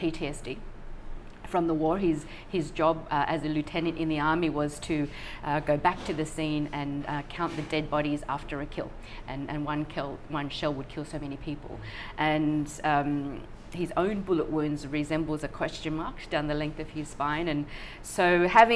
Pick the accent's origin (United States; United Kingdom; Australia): Australia; Sydney, New South Wales; born or raised there; also born or lived in Vietnam / Thailand